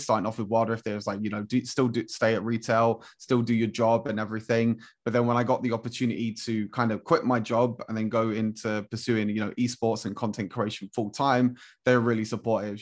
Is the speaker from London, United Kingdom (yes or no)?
yes; London, United Kingdom; I'm from London as well